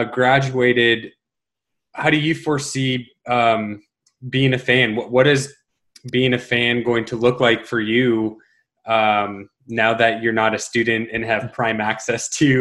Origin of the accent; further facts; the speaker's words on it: Colorado Springs, Colorado, United States; I grew up in Colorado Springs